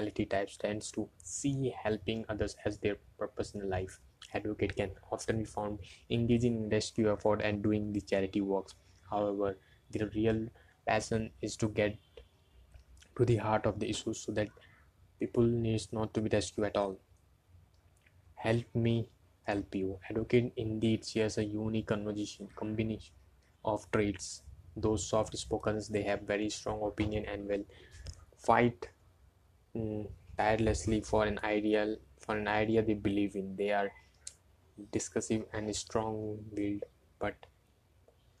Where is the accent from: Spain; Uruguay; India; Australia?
India; English is a second language; I'm from India